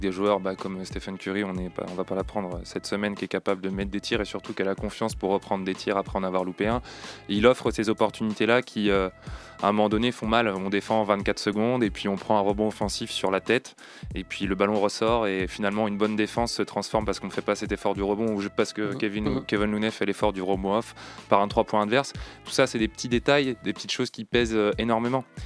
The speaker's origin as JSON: {"language": "French", "country": "France", "said": "en tant que Français"}